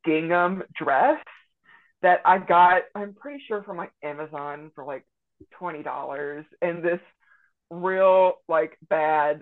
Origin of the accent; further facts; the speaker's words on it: Jewett, Texas, United States; moved away as an adult; now in Northwest Arkansas, United States; I grew up in kind of like a very small rural town called Jewett, Texas, in Central East Texas.